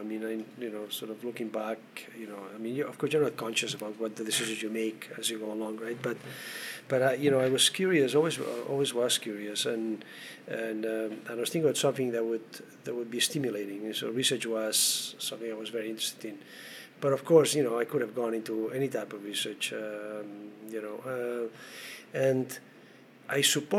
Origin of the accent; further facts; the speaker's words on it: Canada; And of course, one is proud of being a Canadian in Canada and being, you know, able to do research in that.